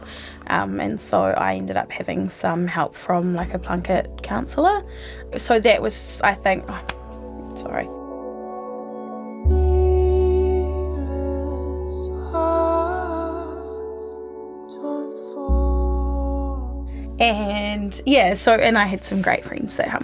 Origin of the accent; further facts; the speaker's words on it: Nelson, New Zealand; also born or lived in Christchurch; now in Wellington, New Zealand; grew up in Nelson but lived in Christchurch for 10 years